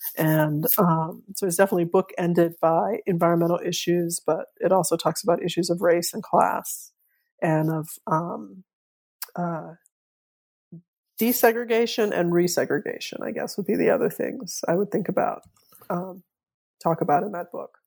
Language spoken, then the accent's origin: English; New Orleans, Louisiana, United States; I grew up in New Orleans